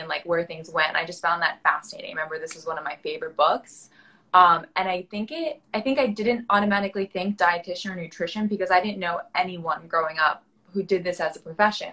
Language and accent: English; New York City, New York, United States; I'm from New York City. I born and raised, grew up here on the Upper West Side where I am right now